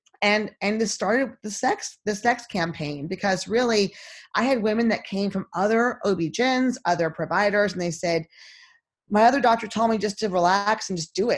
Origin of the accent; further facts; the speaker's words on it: Texas, United States; moved away; also born or lived in Nashville, Tennessee; I'm from Texas